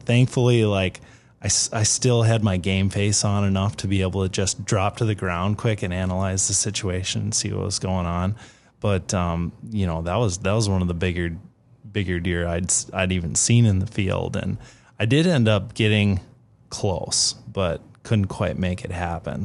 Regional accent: Minnesota, United States; I grew up in Minnesota

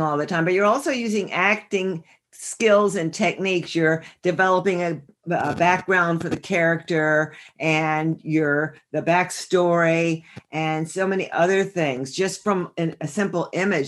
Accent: northern New Jersey, United States; I grew up in northern New Jersey

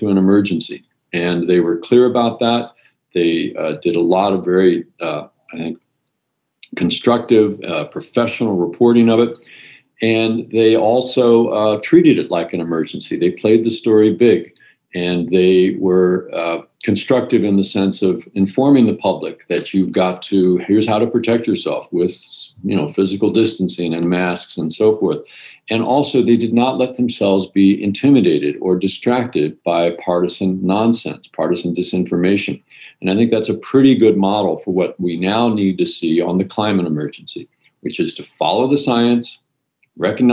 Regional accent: outside of Baltimore, Maryland, United States; also born or lived in New Jersey / Europe; now in San Francisco, United States; I grew up outside of Baltimore on a farm.

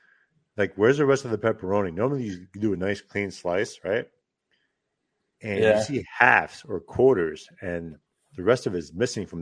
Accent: New Jersey, United States; also born or lived in Manhattan, New York; now in Upstate New York, United States; I am originally from Jersey.

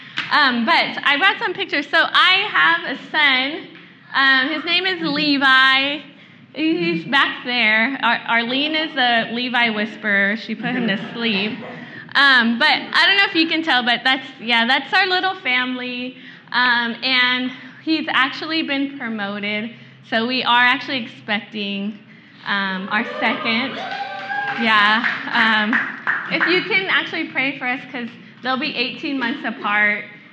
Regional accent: Vallejo, California, United States; I'm actually from Vallejo, which is like 30 minutes north

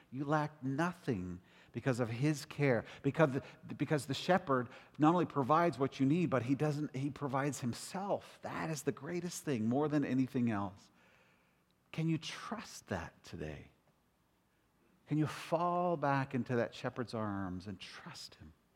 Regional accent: Toronto, Ontario, Canada; moved away; also born or lived in Calgary / Western Canada / United States; I was raised up in Rexdale, in the hood of Rexdale

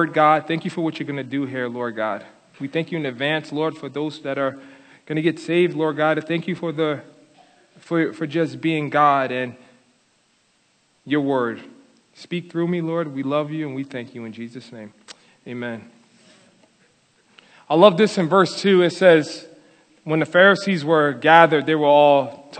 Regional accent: Paterson, New Jersey, United States; I was born and raised in Paterson, New Jersey, in the projects on the 13th floor in a broken home

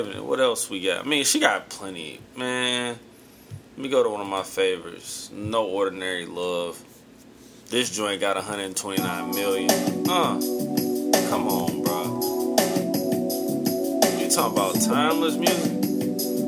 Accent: St. Louis, Missouri, United States; my hometown, St. Louis

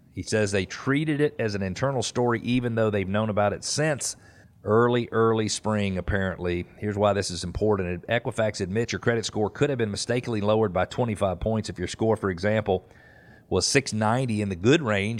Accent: Peachtree Corners, Georgia, United States; I grew up in Peachtree Corner, Corners

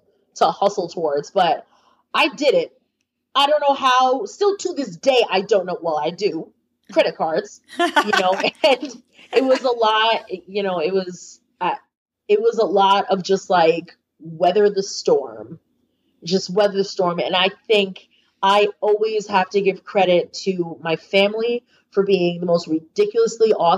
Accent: United States; also born or lived in New York City; as an American woman

